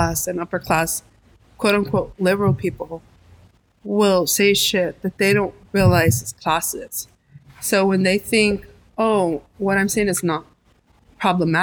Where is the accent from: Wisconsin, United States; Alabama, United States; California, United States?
California, United States; Los Angeles; also born or lived in New York; I was from LA. I was born and raised in Boyle Heights, and then, you know, also East